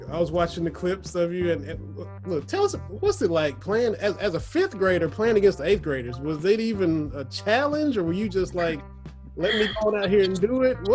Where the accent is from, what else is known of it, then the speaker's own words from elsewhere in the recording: Lynch, Kentucky, United States; I'm born and raised just a hop and a jump down from y'all. I'm from Harlan County, from over in Lynch. Went to Cumberland High School